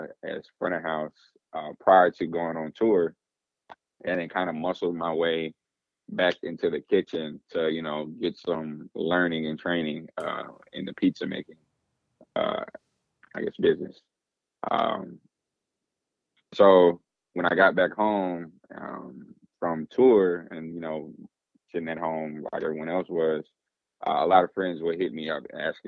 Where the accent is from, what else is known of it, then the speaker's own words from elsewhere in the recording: Atlanta, Georgia, United States; accent: Southern; I'm born and raised in Atlanta, Georgia.